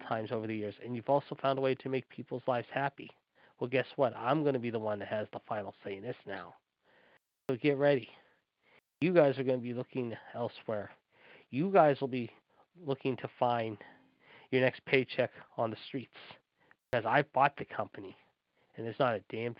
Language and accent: English; Pittsburgh, Pennsylvania, United States; my hometown